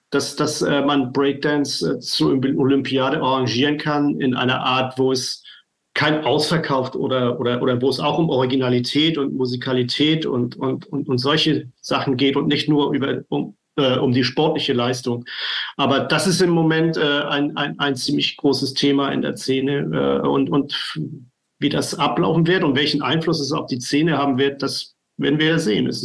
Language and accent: German; Flensburg, Schleswig-Holstein, Germany; ich komme aus Flensburg.